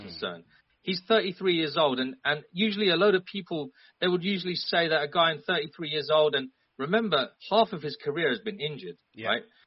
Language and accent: English; London, United Kingdom; I'm from London